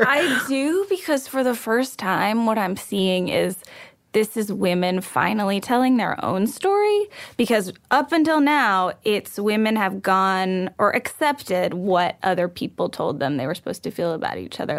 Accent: Texas, United States; I was raised in Texas

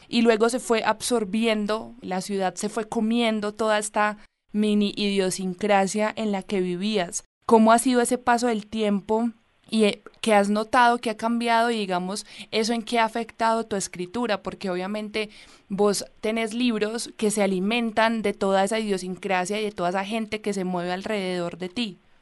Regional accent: Medellín, Antioquia, Colombia; now in Bogotá, Colombia; yo soy de Medellín, pero vivo en Bogotá

